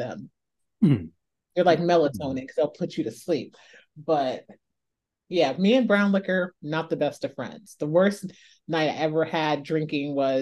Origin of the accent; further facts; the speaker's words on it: Ohio, United States; I'm from Ohio and my dad has a moonshine connect